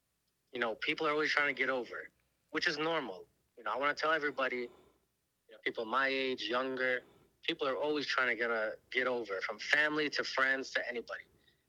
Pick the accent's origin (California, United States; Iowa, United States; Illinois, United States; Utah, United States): Illinois, United States; Chicago; You know, born and raised in Chicago.